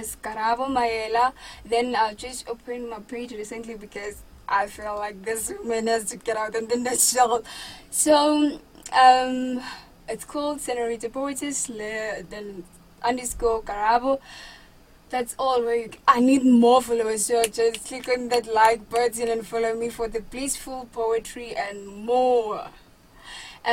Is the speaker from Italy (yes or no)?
no; South Africa; I come from Summer Paper Village. It's a very small place, still developing, of course.